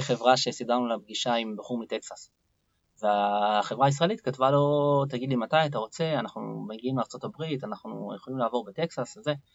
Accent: Israel; אני ישראלי בעצמי, ואני חי בתוך עמי

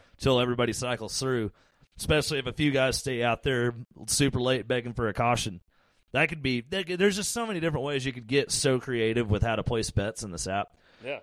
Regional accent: Fort Worth, Texas, United States; that's my hometown racetrack

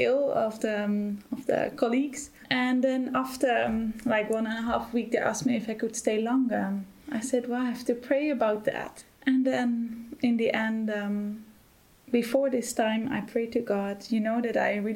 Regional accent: Netherlands; moved away as an adult; now in Germany; I'm originally from the Netherlands, and I'm here since February this year

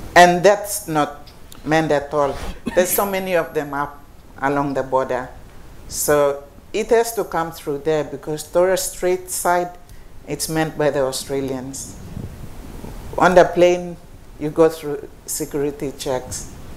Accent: Highlands, Papua New Guinea; I come from the Highlands

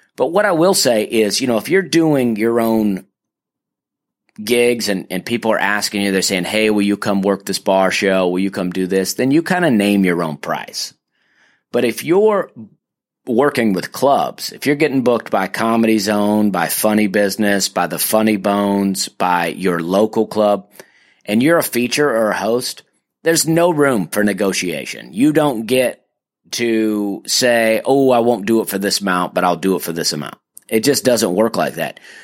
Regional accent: Alabama, United States; my home state of Alabama

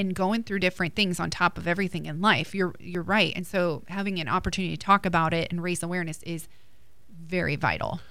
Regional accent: New Jersey, United States; I'm from Jersey

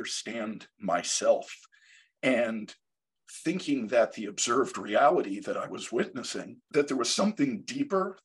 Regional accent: Long Island, New York, United States; I grew up on Long Island in New York in the 70s and early 80s

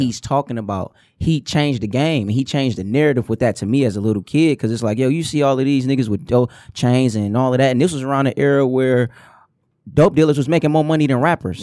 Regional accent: Detroit, Michigan, United States; I'm from the Herman Gardens. And, like, everybody that's originally from Joy Road, you came out of the Herman Gardens

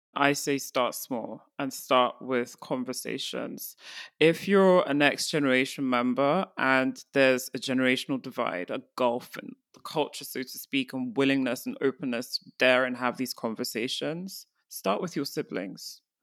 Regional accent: Nigeria; as an African, I'm from Nigeria

